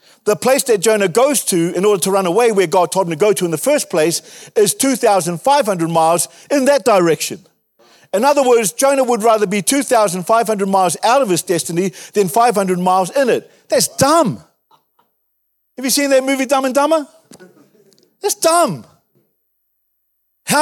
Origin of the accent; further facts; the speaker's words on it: Wellington, New Zealand; moved away; I grew up in Wellington